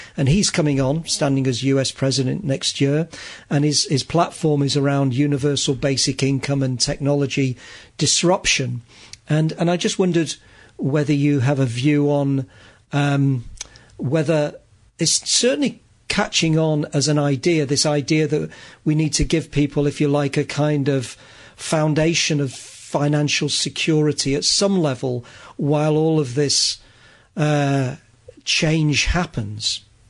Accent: Manchester, North West England, United Kingdom; I grew up in Manchester, which was where the industrial revolution started

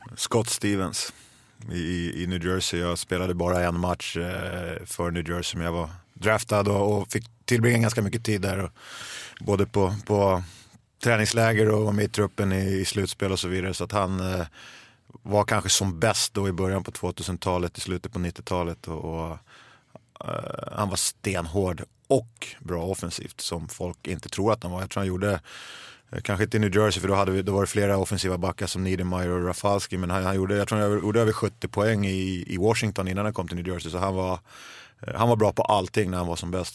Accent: Stockholm, Stockholm County, Sweden; Jag är uppvuxen i södra Stockholm

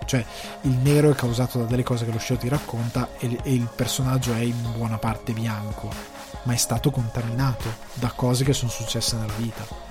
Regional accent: Italy; now in Ireland

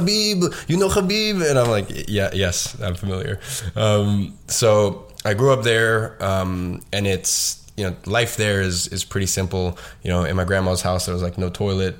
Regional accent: London, United Kingdom; I was going to private school and I was living in a good area in London

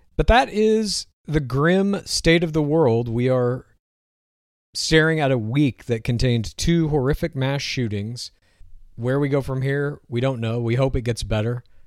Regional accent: Texas, United States; moved away; I grew up in Texas, eighteen years old

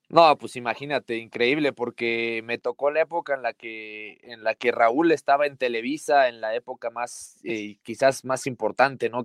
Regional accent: Puebla, Mexico; Yo nací en Puebla, mi familia, mi papá se fue a vivir a, Puebla y, a mí ya me tocó nacer allá, yo soy pipope

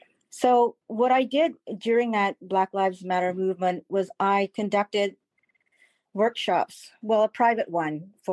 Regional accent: Malaysia; I'm first generation from Malaysia.

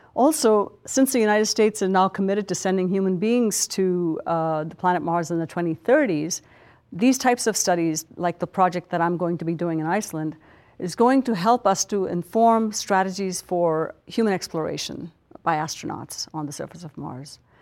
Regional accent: India; moved away; a little girl growing up in India

